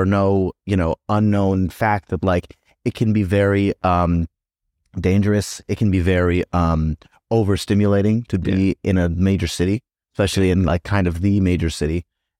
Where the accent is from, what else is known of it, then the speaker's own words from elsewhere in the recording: Tennessee, United States; You're not thinking like, oh, this is so different from growing up in Tennessee.